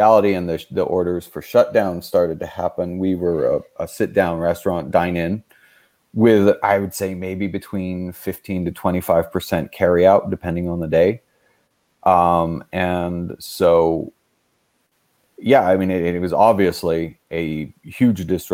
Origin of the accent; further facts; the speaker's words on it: Rome, Lazio, Italy; now in United States; I'm American, but I grew up in Rome